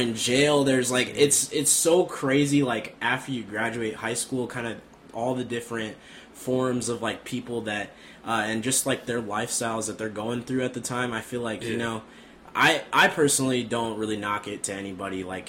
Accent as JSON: {"language": "English", "town": "Des Moines", "region": "Iowa", "country": "United States", "said": "In Des Moines, Iowa. So we're both from the same town"}